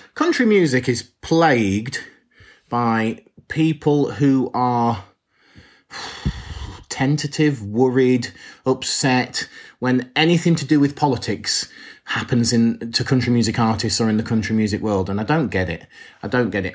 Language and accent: English; England, United Kingdom; We, as English people